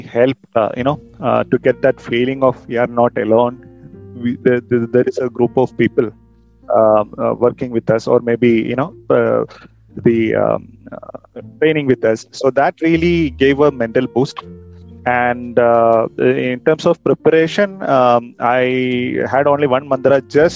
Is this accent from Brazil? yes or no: no; Kerala, India; now in Bangalore, India; I'm basically from Kerala and now settled here in Bangalore with my family